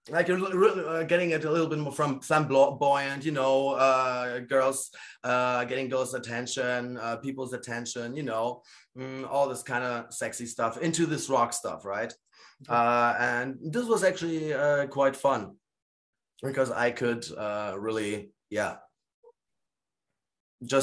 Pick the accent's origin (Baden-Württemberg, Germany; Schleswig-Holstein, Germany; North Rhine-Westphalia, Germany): Schleswig-Holstein, Germany; Lübeck; also born or lived in Gdańsk, Poland / East Germany; here in Lübeck in my hometown